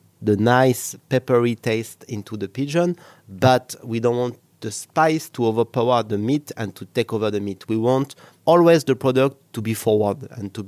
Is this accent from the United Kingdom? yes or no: no; Cantal, Auvergne-Rhône-Alpes, France; English is a second language; moved away as an adult; now in Singapore; my hometown of Cantal in Auvergne